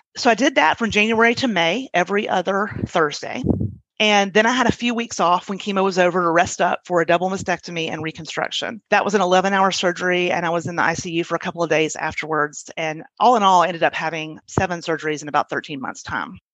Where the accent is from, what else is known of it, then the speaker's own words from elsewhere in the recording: Birmingham, Alabama, United States; also born or lived in Baltimore, Maryland; I grew up mostly in Birmingham. There was a little stint in Baltimore, Maryland when I was in middle school